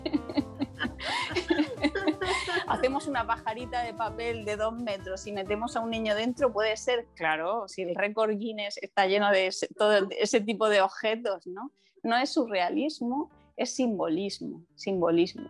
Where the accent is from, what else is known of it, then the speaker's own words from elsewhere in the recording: Murcia, Region of Murcia, Spain; aquí en mi ciudad, que es a la que se lo debo todo, porque eh, siempre lo digo, me siento muy murciana